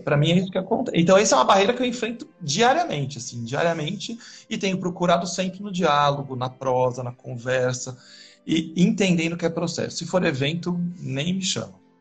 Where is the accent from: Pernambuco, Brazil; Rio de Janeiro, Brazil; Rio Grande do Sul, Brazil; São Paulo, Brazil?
São Paulo, Brazil; also born or lived in Botucatu; Eu nasci na Zona Leste de São Paulo é, e fui estudar agronomia na Unesp de Botucatu